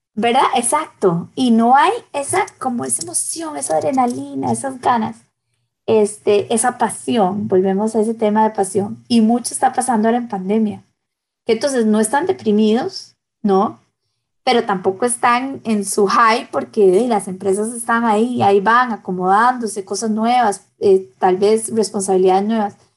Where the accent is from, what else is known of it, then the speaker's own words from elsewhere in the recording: Costa Rica; en mi país